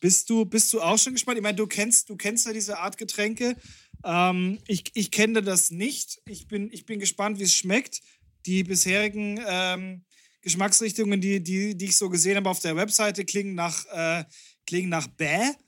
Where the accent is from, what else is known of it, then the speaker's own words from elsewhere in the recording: Bavaria, Germany; wir sind aus Bayern